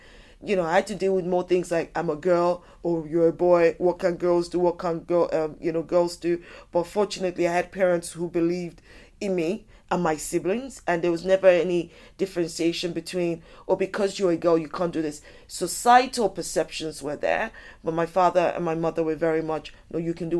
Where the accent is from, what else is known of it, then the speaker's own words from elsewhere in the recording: United Kingdom; born there; also born or lived in United States; I was born here in the United Kingdom. My parents traveled a bit. We also lived in the States for a bit.